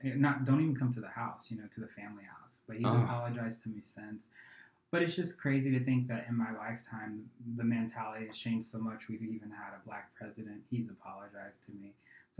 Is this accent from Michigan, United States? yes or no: no; Carrollton, Georgia, United States; born there; And I was actually born outside of Atlanta, Georgia, in a really, really small town called Carrollton, Georgia.